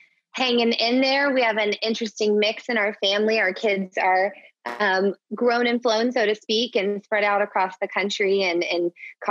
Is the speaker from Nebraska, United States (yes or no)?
no; Orlando, Florida, United States; moved away as an adult; now in Phoenix, United States; So we moved to Phoenix 7 years ago. And prior to that, I'm from Orlando, Florida